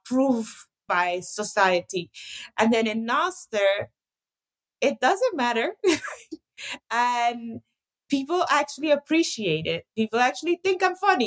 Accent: Costa Rica; growing up in Costa Rica, we grew up privileged in the sense that there wasn't any censorship per se

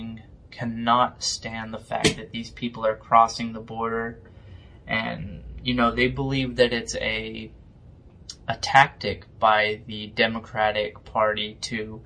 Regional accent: United States; I was born in America

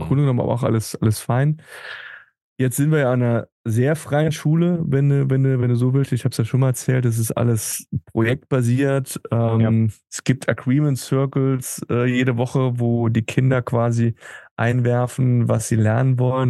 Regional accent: Germany; moved away as an adult; now in Tenerife, Spain; als Deutscher

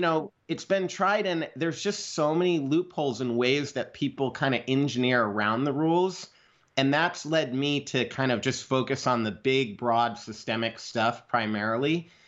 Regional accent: Idaho, United States; I'm a kid from Idaho. I grew up out in the country next to a dump.

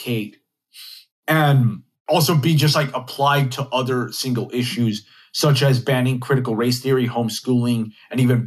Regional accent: Texas, United States; my home state of Texas

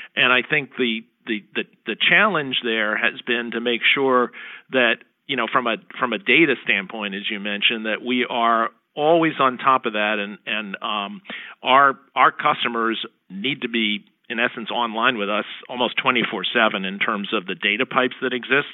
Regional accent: Princeton, New Jersey, United States; my hometown of Princeton, New Jersey

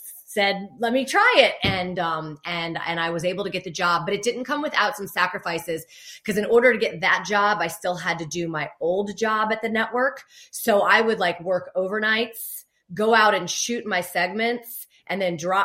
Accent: Fort Lauderdale, Florida, United States; moved away as an adult; also born or lived in New York; now in Charlotte, United States; Growing up in Fort Lauderdale

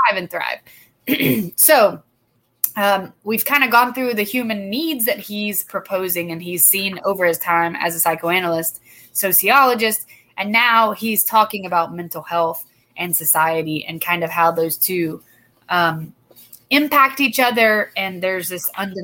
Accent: Douglasville, Georgia, United States; Douglasville, my hometown

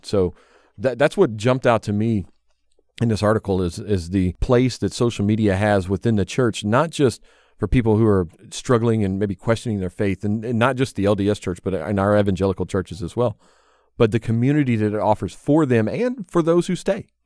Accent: the South, United States; Elizabeth and I growing up in the South

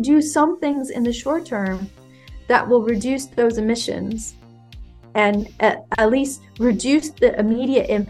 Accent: California, United States; moved away; I'm from California originally.

